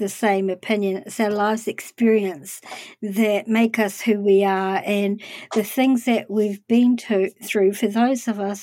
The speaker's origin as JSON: {"language": "English", "town": "Palmerston North", "region": "Manawatū-Whanganui", "country": "New Zealand", "tie": "born or raised there", "said": "I lived in a town called Palmerston North as a kid"}